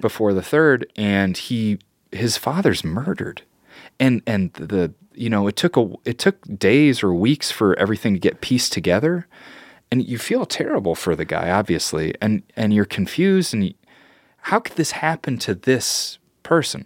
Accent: Joliet, Illinois, United States; I grew up in Joliet, Illinois, which is a very kinda diverse town

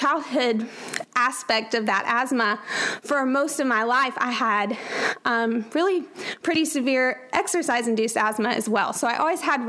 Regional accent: Atlanta, Georgia, United States; moved away; I grew up in Atlanta, Georgia, with a wonderful family

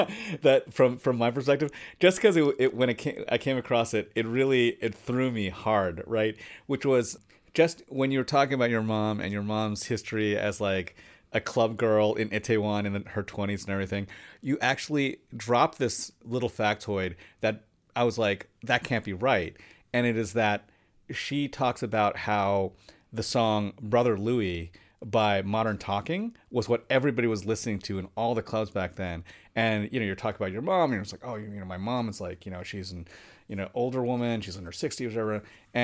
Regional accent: Los Angeles, California, United States; And it was a marker of like, oh, you know, I'm from Koreatown and I rep it, right?

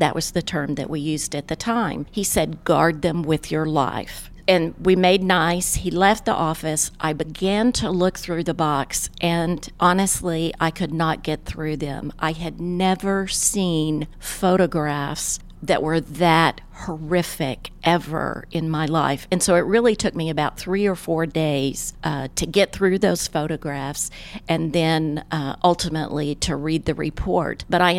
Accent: Little Rock, Arkansas, United States; moved away as an adult; now in Tulsa, United States; I had lived here for 15 years. But let's talk about, since I am from Little Rock

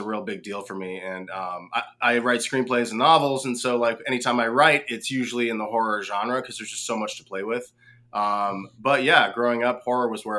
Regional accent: West Coast, United States; now in Woodstock, United States; I grew up without basements on the West Coast, and when we moved to the East Coast

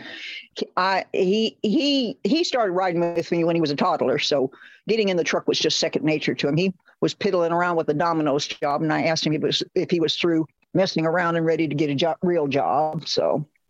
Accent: Lake Elsinore, California, United States; also born or lived in Long Beach, California; raised in Lake Elsinore.

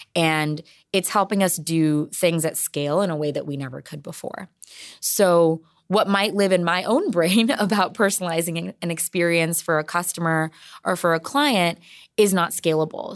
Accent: San Jose, California, United States; I am born and raised in San Jose

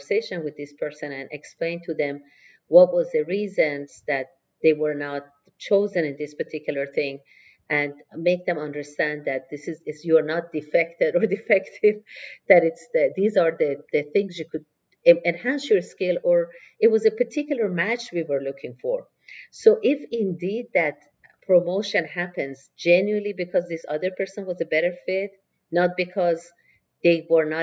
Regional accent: Tehran, Tehran Province, Iran; I grew up, I was born in Tehran, Iran, and in a family of very, very strong women

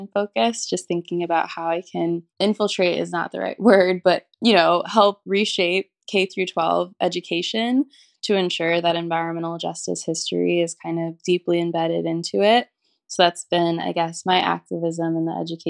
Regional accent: St. Louis, Missouri, United States; now in Los Angeles, United States; I'm from St. Louis, Missouri, and currently live in Los Angeles

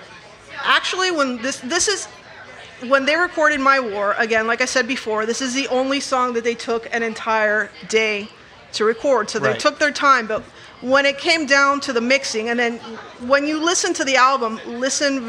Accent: South Florida, United States; I was in South Florida

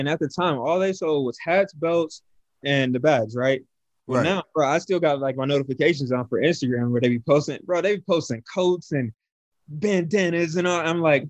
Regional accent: Kansas City, Missouri, United States; now in Denver, United States; I grew up in Kansas City

